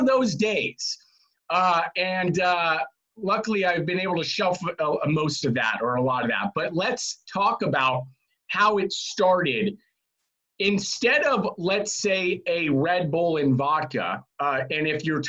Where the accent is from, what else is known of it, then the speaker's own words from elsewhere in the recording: Marin County, California, United States; We are in Marin County. I was born and raised here. Left for a little bit, but came back home